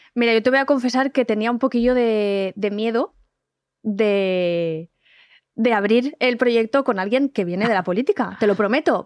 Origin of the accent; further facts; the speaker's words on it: Valencian Community, Spain; moved away as an adult; also born or lived in Andalusia; now in Madrid, Spain; yo soy valenciana, pero yo he encontrado en Madrid, es que me dan ganas de llorar, te lo juro, una casa